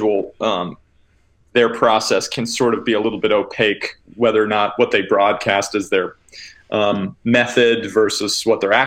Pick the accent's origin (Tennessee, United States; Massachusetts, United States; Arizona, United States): Massachusetts, United States; I'm originally from Massachusetts